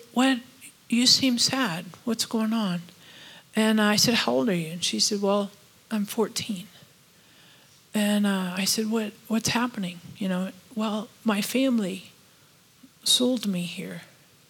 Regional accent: United States; we're all from America

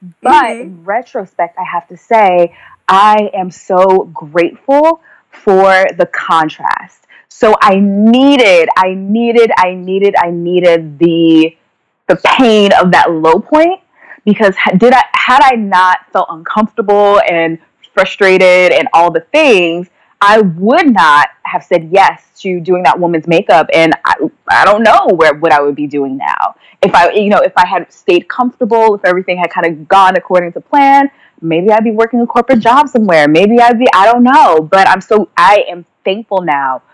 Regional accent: New Jersey, United States; moved away as an adult; also born or lived in Washington, D.C.; I was back in New Jersey. I'm from New Jersey

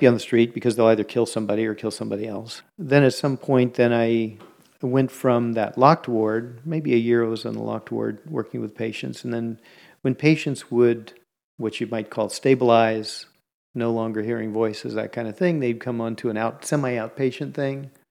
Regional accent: Bay Area, California, United States; I grew up in the Bay Area

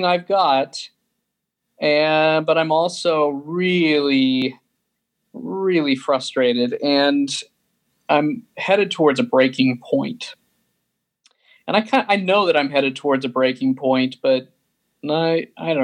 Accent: Sandy, Utah, United States; I grew up in Sandy, Utah

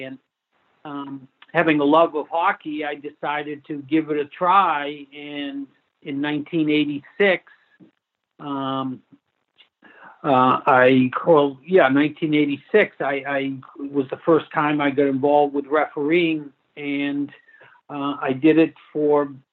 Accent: Newton, Massachusetts, United States; I grew up in Newton, about a mile from the Boston College campus

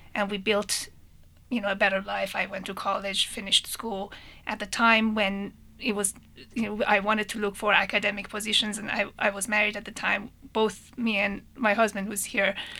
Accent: Tehran, Tehran Province, Iran; moved away as an adult; I was also born and raised in, in Tehran, in Iran. Um, I left right after high school

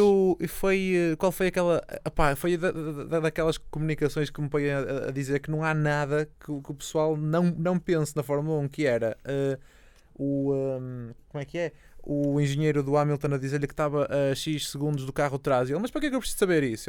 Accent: Portugal; eu sou eu sou português

